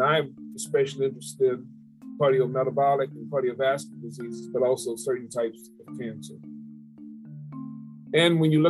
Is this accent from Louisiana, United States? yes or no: yes; New Orleans, Louisiana, United States; here in New Orleans, my hometown.